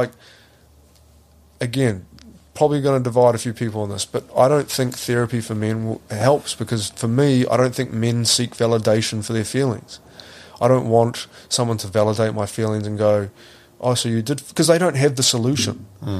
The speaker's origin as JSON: {"language": "English", "country": "New Zealand", "said": "It's really hard as a Kiwi male to talk about it."}